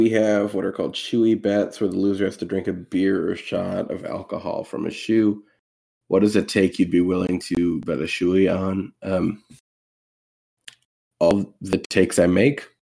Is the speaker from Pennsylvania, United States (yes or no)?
yes; Philadelphia, Pennsylvania, United States; I'm from Philly, seen him live twice.